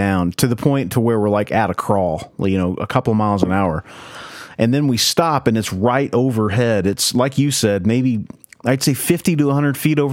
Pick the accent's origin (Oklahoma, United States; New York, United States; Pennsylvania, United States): Oklahoma, United States; we grew up in Oklahoma, in the middle of nowhere